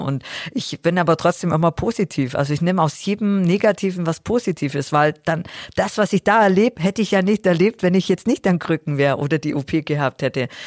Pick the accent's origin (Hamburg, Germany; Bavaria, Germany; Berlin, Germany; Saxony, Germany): Bavaria, Germany; Augsburg; in der Sporthalle Augsburg dann gemacht, in meiner Heimatstadt